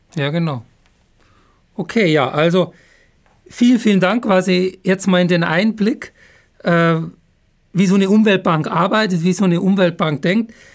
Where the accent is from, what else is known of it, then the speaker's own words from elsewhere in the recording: Upper Bavaria, Germany; now in Heidelberg, Germany; dann Grüße in meine Heimat, weil ich bin ja Bayer. Zwar kein Jawohl. Franke, aber Oberbayer.